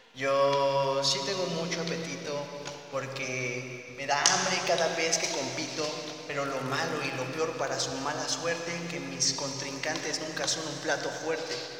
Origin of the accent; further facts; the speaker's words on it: Morelia, Michoacán, Mexico; Yo empecé en Morelia, yo soy de Morelia